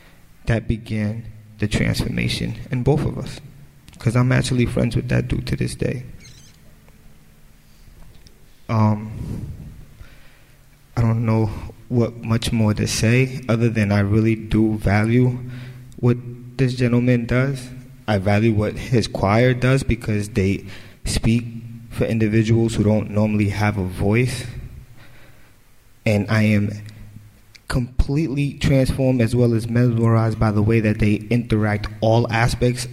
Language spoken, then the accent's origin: English; New York City, New York, United States; I was born in the South Bronx to a very poor family